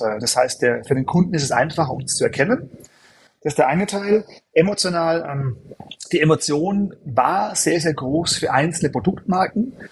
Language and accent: German; Germany; moved away; also born or lived in United States / Europe; bin gebürtig Deutscher